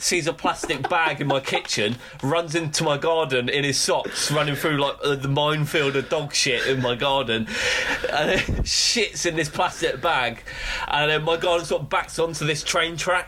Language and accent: English; Bristol, South West England, United Kingdom; growing up in Bristol